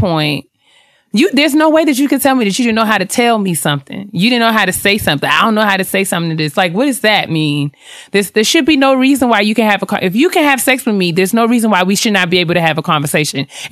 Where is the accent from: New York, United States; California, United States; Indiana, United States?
New York, United States; I'm from New York